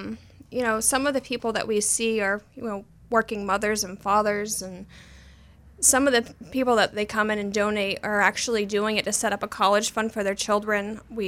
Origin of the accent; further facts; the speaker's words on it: Boothbay Harbor, Maine, United States; now in Lewiston, United States; I am. I'm originally from Boothby Bay Harbor, Maine.